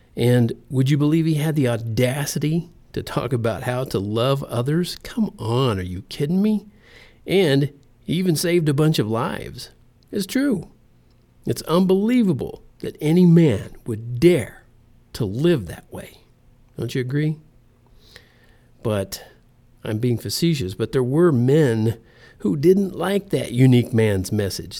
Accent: United States; I'm in America. I live in America. I was born here. I'm an American

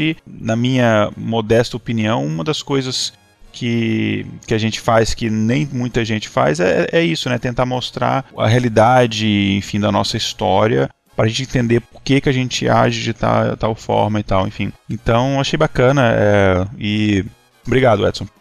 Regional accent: Minas Gerais, Brazil; moved away; eu sou, sou mineiro, né? Eu tava visitando a eh, família em Minas

